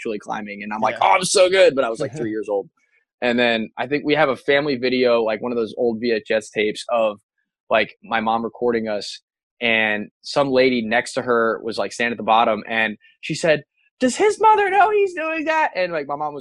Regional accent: Pataskala, Ohio, United States; also born or lived in Colorado Springs, Colorado; I was born in Columbus. Okay, my dad was a graduate school at Ohio State. My mom was working at Bank One downtown Columbus, and I was born here, and we lived in Pataskala

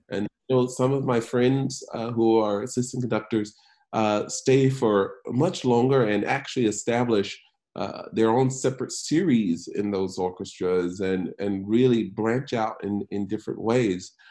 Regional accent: Macon, Georgia, United States; growing up in Macon, Georgia

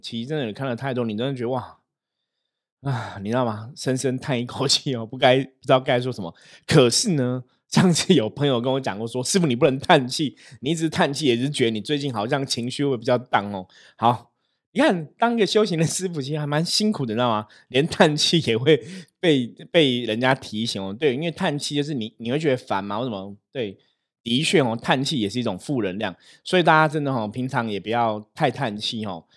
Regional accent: Taipei, Taiwan; also born or lived in Taishan, New Taipei; 我从小其实我是住在台北市的吼，我住在士林，我在士林出生

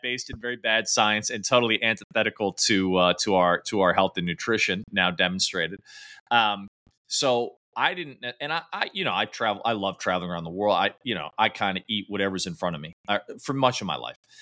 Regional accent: Midwest, United States; I grew up in the Midwest

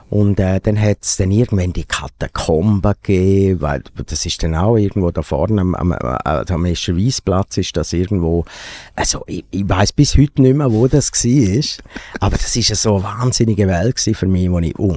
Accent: Grisons, Switzerland; ich bin, wo ich aufgewachsen bin, so in der, also dort, wo wir gewohnt haben, in Graubünden, dort haben wir auch lange keine äh, Kabelfernsehen gehabt.

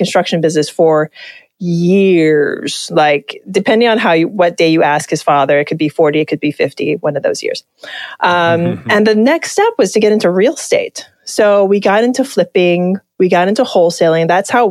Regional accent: Hawaii, United States; Just being from Hawaii

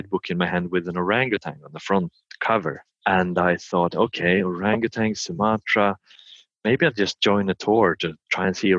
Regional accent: Sweden; I'm from Sweden and I live in Sweden on the countryside.

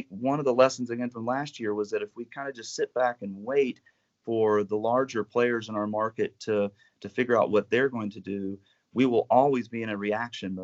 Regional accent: North Carolina, United States; as a kid growing up in Carolina

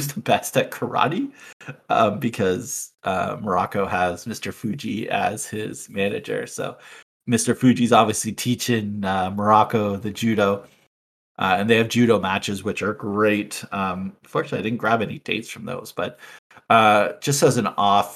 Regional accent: Canada; Growing up in Canada

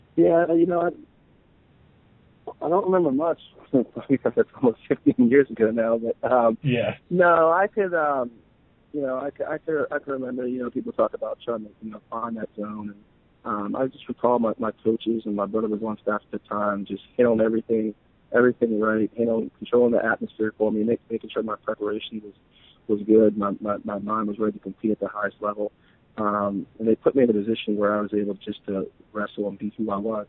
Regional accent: Western Pennsylvania, United States; growing up in West in Pennsylvania

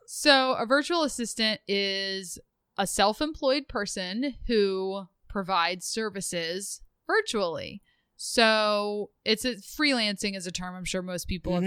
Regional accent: outside Philadelphia, Pennsylvania, United States; moved away as an adult; now in Rhode Island, United States; I grew up outside of Philadelphia

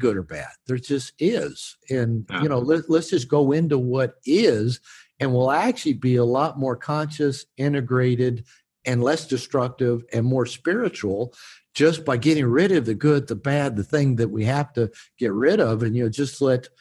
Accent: Seattle, Washington, United States; moved away; also born or lived in Bible Belt; I grew up on the West Coast in Seattle area

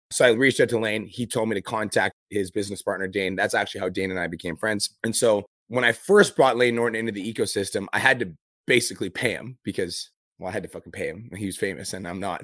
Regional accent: Canada; I'm here from Canada

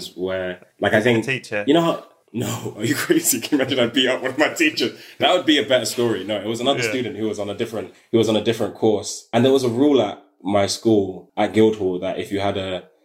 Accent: London, United Kingdom; I'm from South London

